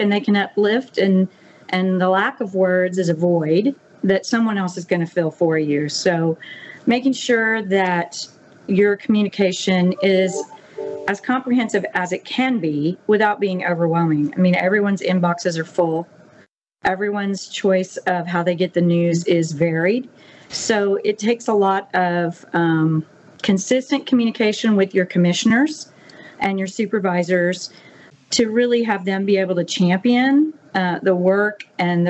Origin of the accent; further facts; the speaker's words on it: the Hill Country, Central Texas, United States; moved away as an adult; now in Mississippi Gulf Coast, United States; I came from Central Texas, the Hill Country, and our community had dealt with some pretty severe natural disasters as well